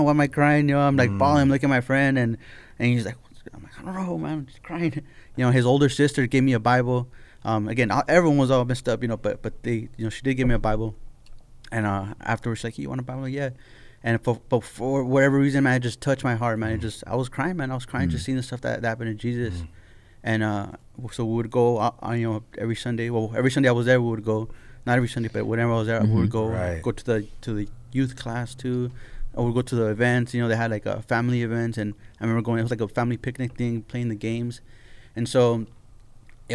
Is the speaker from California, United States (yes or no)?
yes; La Puente, California, United States; growing up in La Puente